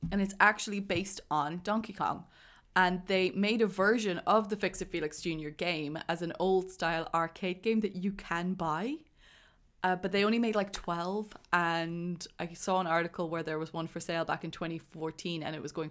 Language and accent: English; Cork, Munster, Ireland; I grew up in Definitely. Cork. There was nothing else